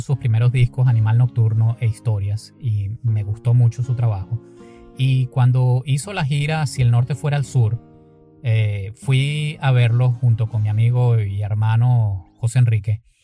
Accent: Caracas, Capital District, Venezuela; now in San Diego, United States; crecí en Caracas, Venezuela, actualmente vivo en San Diego, California

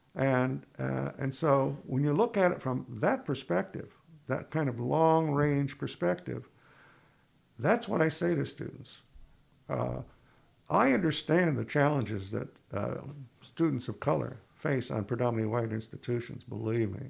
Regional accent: Ithaca, New York, United States; now in Plattsburgh, United States; I was from Ithaca

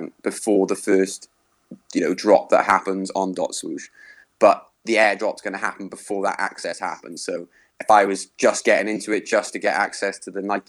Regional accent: Wales, United Kingdom; I'm Welsh

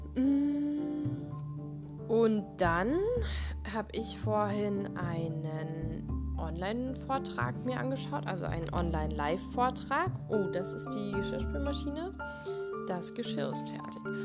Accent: Germany; bei uns in Deutschland

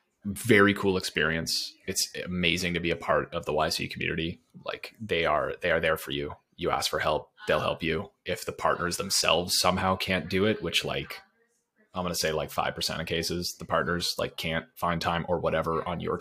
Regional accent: Canada; as a Canadian

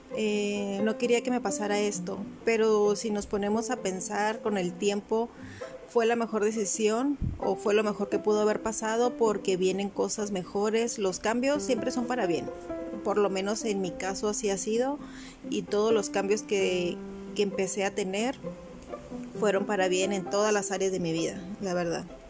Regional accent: La Paz, Baja California Sur, Mexico; also born or lived in Tijuana; now in Cabo San Lucas, Mexico; yo soy de La Paz

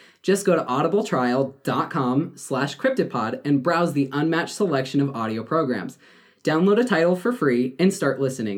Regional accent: South Dakota, United States; my home state of South Dakota.

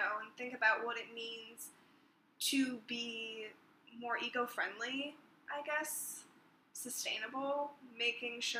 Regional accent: New Jersey, United States; grew up in New Jersey, and I still reside in New Jersey

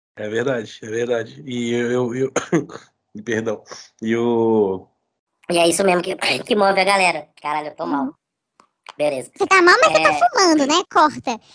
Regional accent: Brasília, Federal District, Brazil; moved away as an adult; also born or lived in Rio de Janeiro; now in São Paulo, Brazil; sou brasiliense, é, morei muito tempo no Rio de Janeiro, voltei para Brasília.

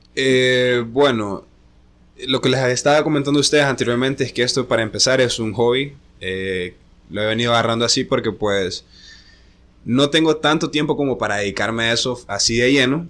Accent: La Ceiba, Atlántida, Honduras; also born or lived in Tegucigalpa; yo nací en Tegucigalpa, pero resido en La Ceiba. Desde, desde muy pequeño vivo ahí

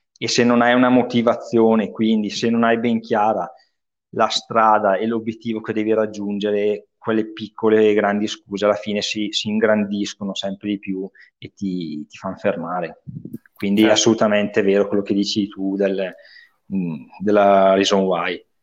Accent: Bergamo, Lombardy, Italy

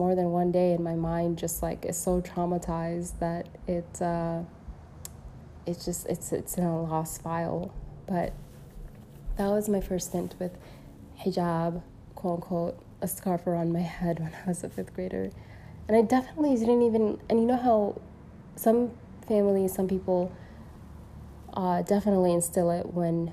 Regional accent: Saudi Arabia; I was born in Saudia

